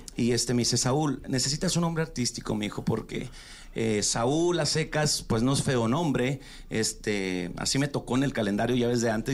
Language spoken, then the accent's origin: Spanish; Chihuahua, Mexico; Yo soy de Chihuahua